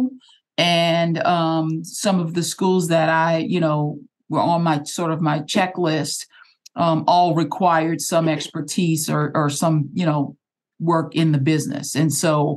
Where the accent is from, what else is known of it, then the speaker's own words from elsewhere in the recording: New Orleans, Louisiana, United States; we're NOLA girls together